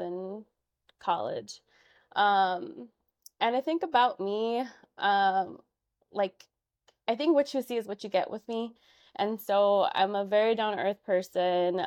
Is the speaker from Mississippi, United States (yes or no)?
no; Chicago, Illinois, United States; I was born and raised in Chicago. I grew up in Albany Park